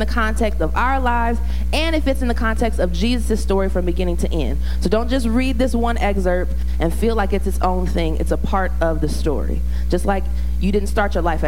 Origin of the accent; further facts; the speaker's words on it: the South, United States; I'm from the South